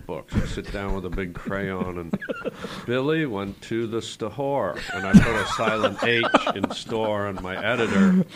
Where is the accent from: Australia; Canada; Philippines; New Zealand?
Canada; moved away as an adult; now in United States; we grew up, under the British Commonwealth, mm-hmm. so we had a lot of the British influence in all us young Canadian kids